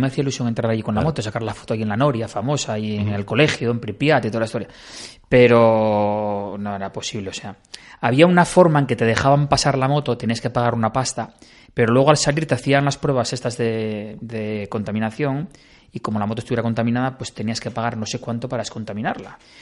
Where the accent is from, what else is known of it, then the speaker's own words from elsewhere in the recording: Bañugues, Asturias, Spain; salí de, de Bañugues, de mi pueblo